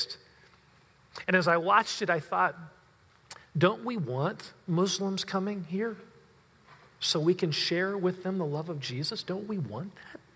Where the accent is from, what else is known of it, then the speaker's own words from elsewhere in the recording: United States; I love my country. I'm American